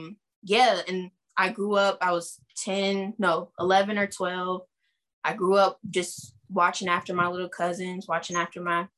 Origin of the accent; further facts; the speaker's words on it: Springfield, Ohio, United States; I was born and raised in Springfield, Ohio